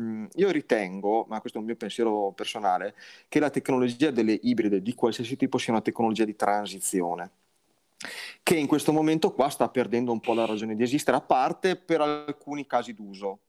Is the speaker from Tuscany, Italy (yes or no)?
no; Liguria, Italy; lo dico da Ligure